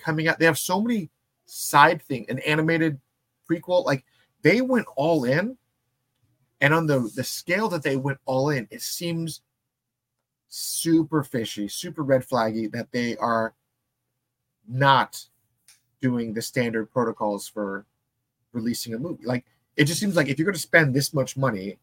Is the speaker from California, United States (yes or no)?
yes; San Diego, California, United States; we grew up in San Diego.